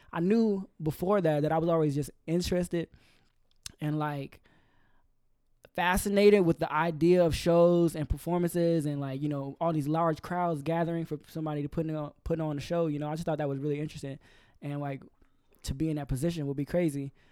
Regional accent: Georgia, United States; moved away as an adult; also born or lived in Carbondale, Illinois, United States; now in Orlando, United States; I was born in Illinois, but I lived in Georgia f, between, like, fifth grade all the way up until I graduated

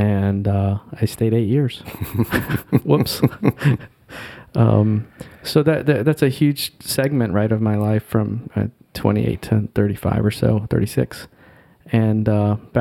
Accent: North Carolina, United States; moved away as an adult; also born or lived in Seoul, South Korea / Rockland County, New York; now in North Jersey, United States; I grew up in North Carolina. You know, I spent basically 20 years there

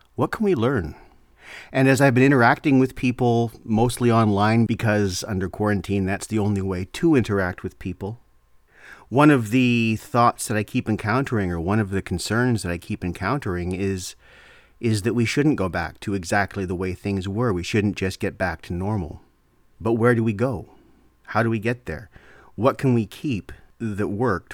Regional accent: Canada; I'm Canadian

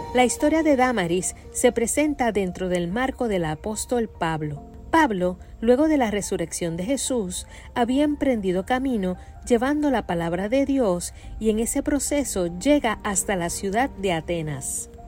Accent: Carolina, Puerto Rico; soy de la Tierra de Gigantes, Carolina, en Puerto Rico

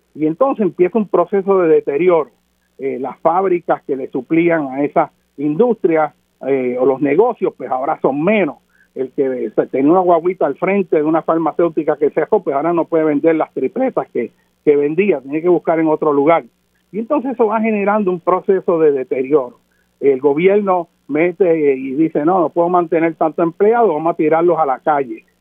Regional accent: Puerto Rico; Nosotros somos ciudadanos de los Estados Unidos de América, pero nuestra nación, nuestra cultura, es Puerto Rico

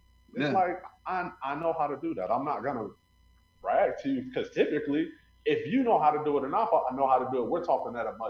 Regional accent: Missouri, United States; You know, people, I grew up near St. Louis. So, you know, we have the big Anheuser-Busch company there.

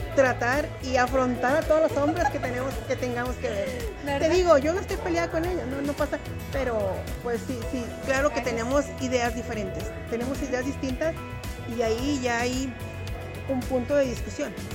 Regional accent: Durango, Mexico; moved away as an adult; also born or lived in Mexico City, Mexico; now in Colorado, United States; nací en México DF, pero me crié en Durango y yo siempre digo que soy de Durango

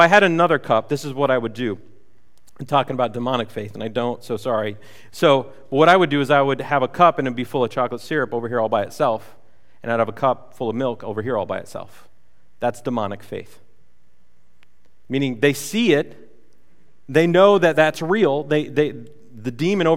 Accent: United States; we grew up in America, which is called the Christian nation

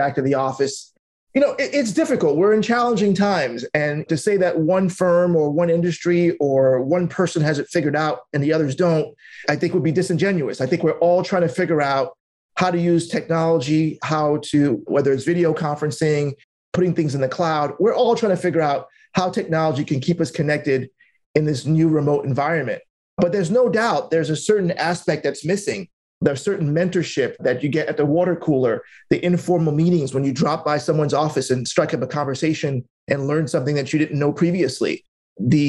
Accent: New York City, New York, United States; I'm just a immigrant kid that grew up in Brooklyn, New York

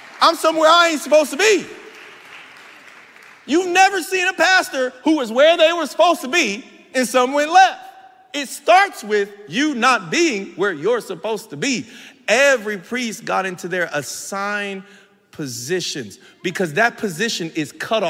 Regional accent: San Bernardino, California, United States; now in Los Angeles, United States; I'm still from San Bernardino

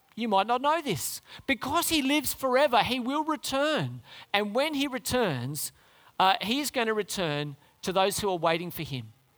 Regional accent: Canberra, Australian Capital Territory, Australia; moved away; I grew up in Canberra

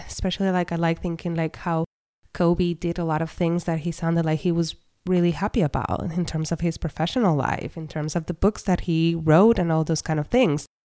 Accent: Puerto Rico; I was born and raised in Puerto Rico

